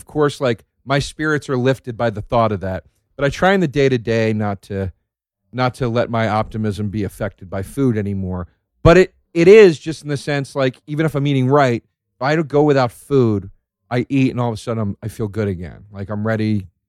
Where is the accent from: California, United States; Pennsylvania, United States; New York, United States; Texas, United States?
Pennsylvania, United States; Philadelphia; moved away; we're both from Philly.